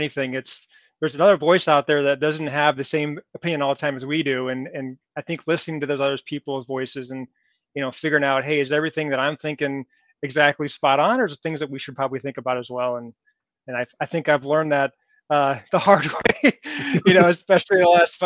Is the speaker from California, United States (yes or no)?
yes; California, United States; moved away as an adult; also born or lived in Nebraska; now in Minnesota, United States; I grew up in California, lived there for about 37 years